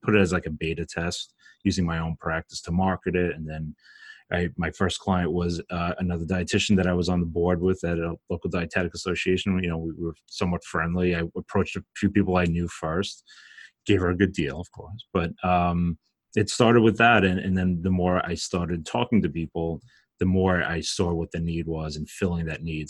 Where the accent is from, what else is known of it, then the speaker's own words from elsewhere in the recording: Brooklyn, New York, United States; I'm from Brooklyn, if you can't tell from my accent